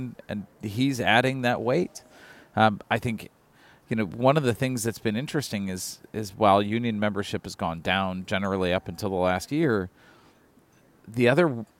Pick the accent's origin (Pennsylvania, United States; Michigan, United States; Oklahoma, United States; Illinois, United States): Michigan, United States; Detroit; I grew up in Detroit